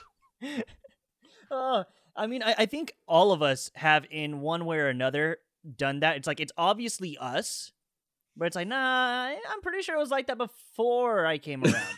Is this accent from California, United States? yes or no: yes; Indio, California, United States; also born or lived in Tijuana, Mexico; I was born in Tijuana, Mexico, but I've spent most of my life in Indio, California, where I was raised.